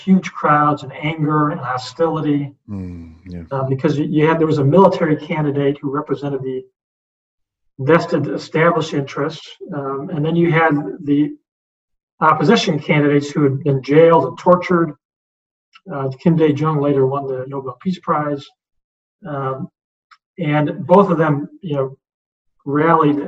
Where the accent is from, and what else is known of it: United States